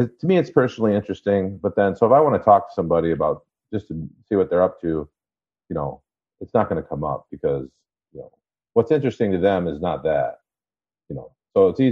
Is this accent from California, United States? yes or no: no; Traverse City, Michigan, United States; moved away; I'm from Traverse City, Michigan. So it's like Northern Michigan.